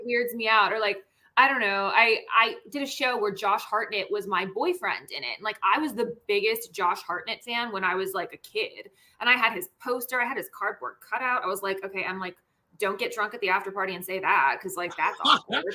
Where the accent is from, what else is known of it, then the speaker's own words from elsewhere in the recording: Washington, District of Columbia, United States; moved away as an adult; also born or lived in Los Angeles; now in Seattle, United States; i grew up there i was born and raised there uh, my parents still live there